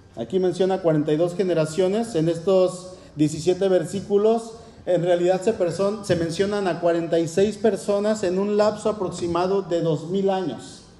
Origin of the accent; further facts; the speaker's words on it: Mexico City, Mexico; soy, soy de aquí, de la Ciudad de México y soy, bueno, soy mexicano